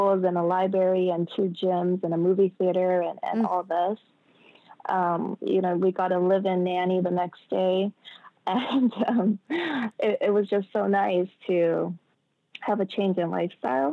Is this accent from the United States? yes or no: yes; United States; moved away as an adult; I'm American